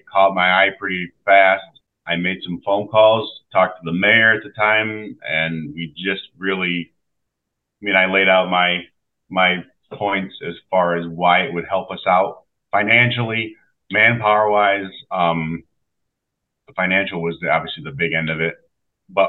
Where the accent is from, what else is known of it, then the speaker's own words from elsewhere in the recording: Sherman, New York, United States; I'm from Sherman. I grew up here